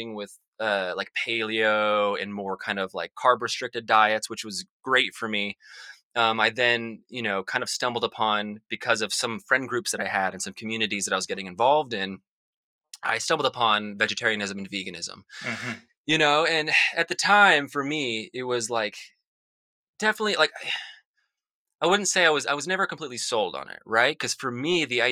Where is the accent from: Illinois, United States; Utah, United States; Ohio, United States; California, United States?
Utah, United States; Salt Lake City; I grew up in Salt Lake City, Utah, which is a very suburban area